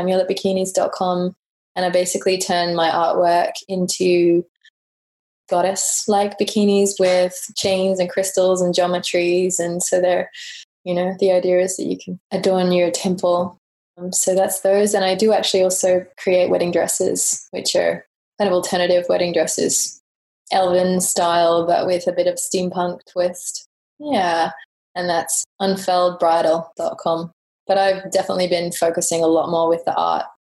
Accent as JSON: {"language": "English", "region": "England", "country": "United Kingdom", "tie": "born or raised there", "moved": "yes", "said": "growing up in England, I did go to quite a lot of art galleries"}